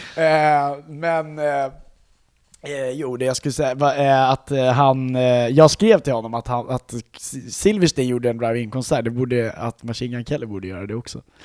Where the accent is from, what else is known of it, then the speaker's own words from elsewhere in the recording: Sweden; vi är svenskar